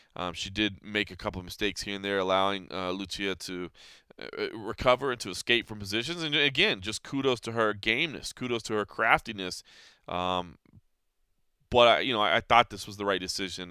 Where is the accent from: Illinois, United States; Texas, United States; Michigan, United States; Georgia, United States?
Texas, United States; Dallas; in my hometown of Dallas, Texas.